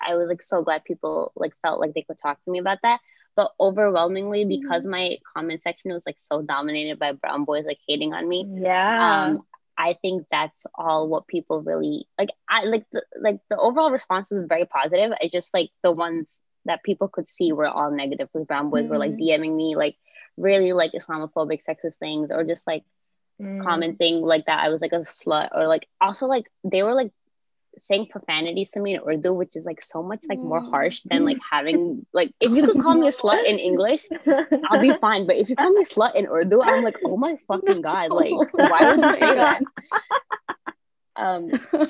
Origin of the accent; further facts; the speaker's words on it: New York City, New York, United States; I am from New York City